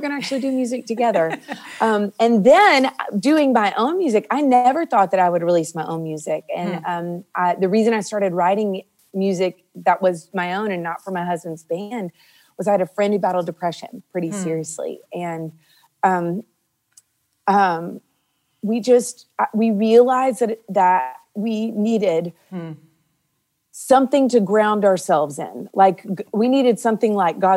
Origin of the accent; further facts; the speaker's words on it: Nashville, Tennessee, United States; I grew up here in Nashville.